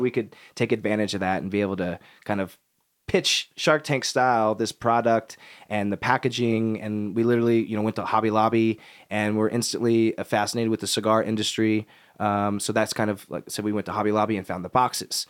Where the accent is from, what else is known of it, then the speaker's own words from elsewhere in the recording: Kansas City, United States; moved away; growing up in Kansas City